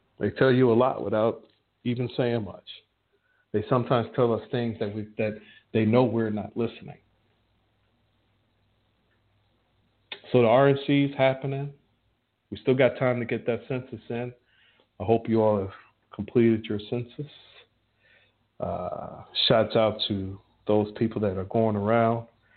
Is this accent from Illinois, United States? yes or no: yes; Chicago, Illinois, United States; I'm from Chicago